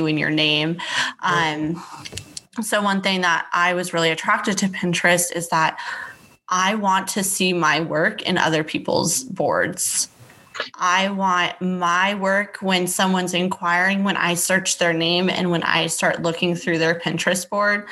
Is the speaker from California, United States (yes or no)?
yes; Temecula, California, United States; moved away as an adult; now in Dallas, United States; I am originally based out of Temecula, California, which is in between like LA and San Diego. I had grown up there. I was born and raised there